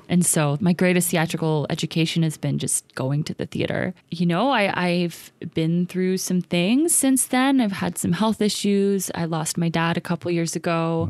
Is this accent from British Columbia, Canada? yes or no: yes; Vancouver, British Columbia, Canada; also born or lived in East Los Angeles, United States; in East Van, and especially in my kinda home neighborhood, which is Commercial Drive, and especially kind of in the nineties and early two thousands when I was growing up